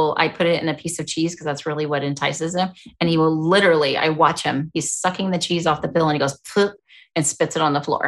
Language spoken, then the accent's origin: English; the South, United States; I'm from the South